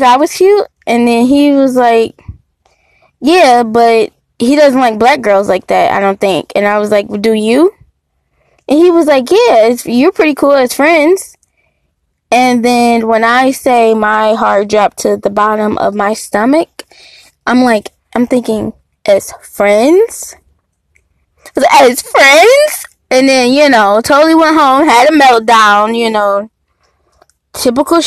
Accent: Detroit, Michigan, United States; So, I was born in Detroit, spent like half of my life in Detroit, half of them in the suburb of Detroit

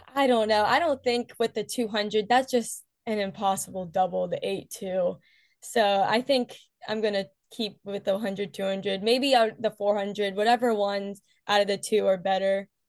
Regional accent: West Virginia, United States; I'm from West Virginia

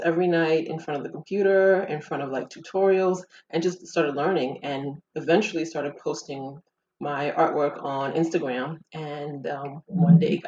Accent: United States; moved away as an adult; also born or lived in Ghana; now in France; I lived in, you know, in America pretty much my whole life. Grew up there since like the age of five, because I'm originally from Ghana.

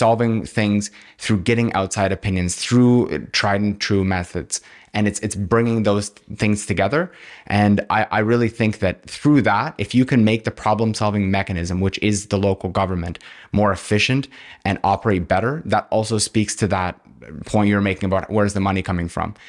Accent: Kingston, Ontario, Canada; I'm from Kingston. I've lived here my whole life

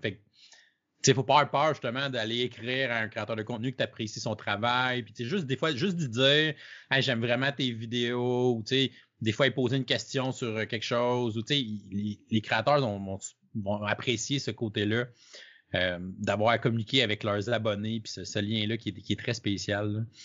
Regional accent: Canada; je suis un Canadien

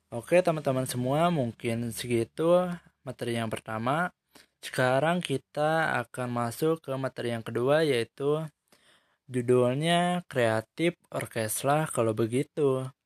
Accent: Bandung, West Java, Indonesia; born there; Saya lahir di Bandung sama kayak Dadan dan saya adalah seorang mahasiswa dari jurusan Komunikasi dan Penyiaran Islam di Universitas Islam Negeri

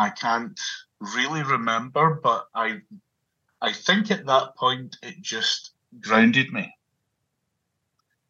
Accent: Glasgow, Scotland, United Kingdom; So I was born and brought up in Glasgow in Scotland.

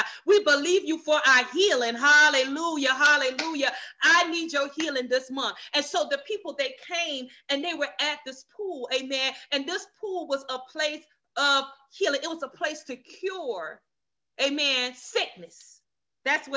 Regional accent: the South, United States; I was raised in the South

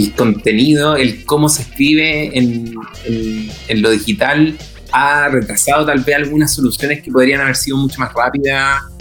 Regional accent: Chile

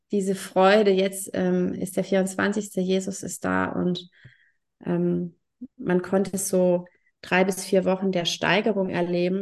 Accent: Germany; bei uns in Deutschland

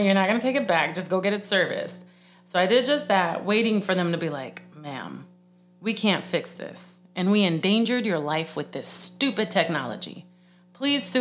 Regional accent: Puerto Rico; moved away; growing up in Puerto Rico

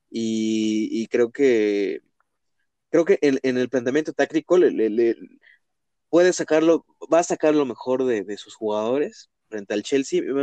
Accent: Mexico; como mexicanos

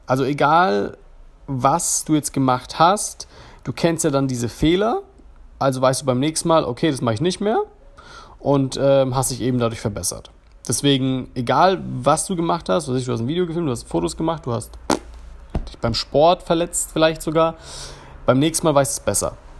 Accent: Germany; accent: German; ich habe auf Englisch gesprochen, ich habe einen deutschen Akzent

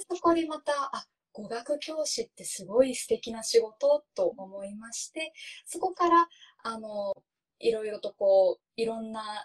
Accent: Japan; first language Japanese; 母国語の日本語

